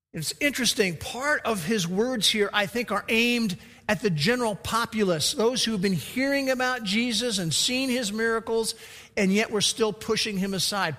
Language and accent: English; Oklahoma, United States; we're from Oklahoma